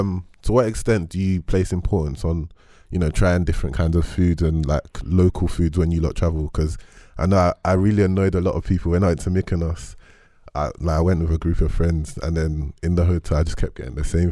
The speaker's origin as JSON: {"language": "English", "region": "London", "country": "United Kingdom", "said": "I am from Peckham"}